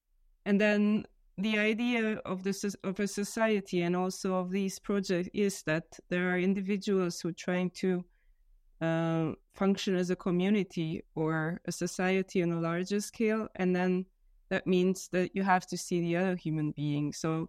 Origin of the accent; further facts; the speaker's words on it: Hungary; English is a second language; now in Vienna, Austria; I am originally from Hungary. I currently live in Vienna